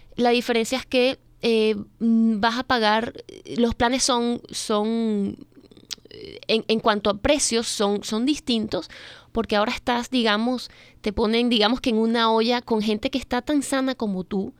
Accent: Venezuela; moved away as an adult; also born or lived in Missouri; now in Maryland, United States; yo soy venezolana, ya tengo prácticamente 16 años en este país.

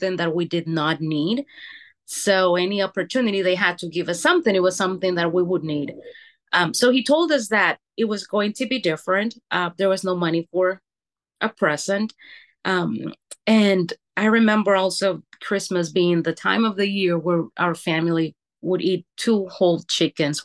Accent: Honduras; now in Oregon, United States; I was born and raised in Honduras.

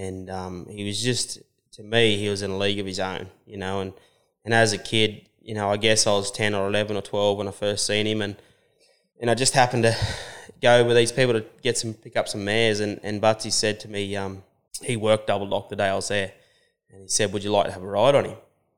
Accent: Dungog, New South Wales, Australia; also born or lived in Dubbo; Hunter Valley. The first sort of 12 years that I was around was Dungog, and then we moved out west around Dubbo.

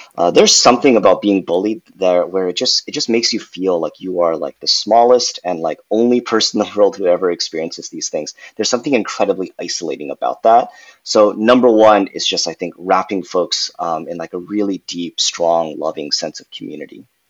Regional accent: Irvine, California, United States; also born or lived in New York; I grew up in Southern California, went to college in New York, uh, and now I'm happy to be back home in California

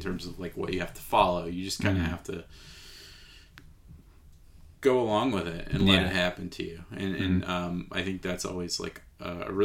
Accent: United States; as an American viewer

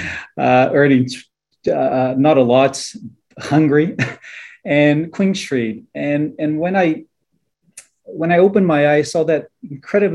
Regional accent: Brazil; moved away as an adult; now in New Zealand; Of course, I'm Brazilian by birth. But I've been calling Aotearoa New Zealand home for more than 12 years now

